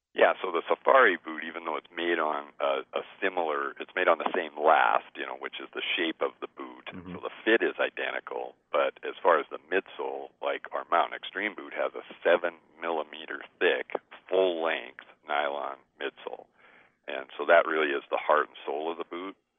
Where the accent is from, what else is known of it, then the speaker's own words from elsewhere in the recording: Great Falls, Montana, United States; I was basically born and raised in in Montana. I come from Great Falls